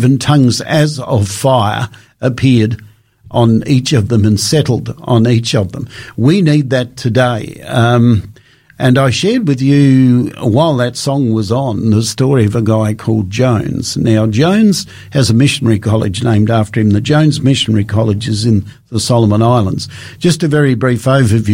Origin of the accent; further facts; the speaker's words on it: Australia; I come from Australia